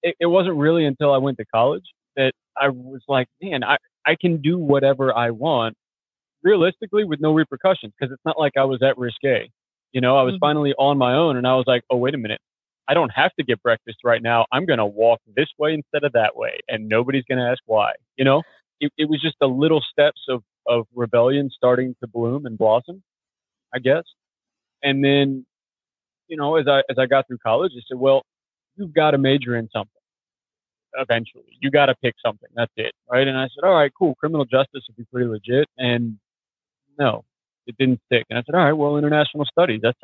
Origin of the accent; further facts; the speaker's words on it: Clearwater, Florida, United States; moved away; I was born in Clearwater, Florida, some odd years ago